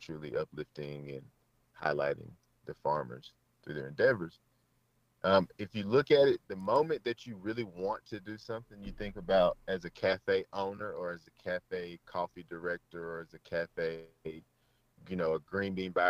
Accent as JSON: {"language": "English", "town": "Amory", "region": "Mississippi", "country": "United States", "tie": "born or raised there", "said": "I grew up in Amory, Mississippi, which is like 20 minutes southeast"}